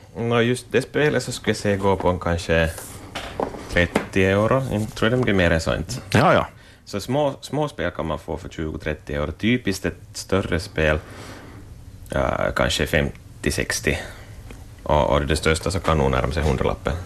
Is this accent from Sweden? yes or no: no; Vaasa, Ostrobothnia, Finland; jag är 37 år Vasabo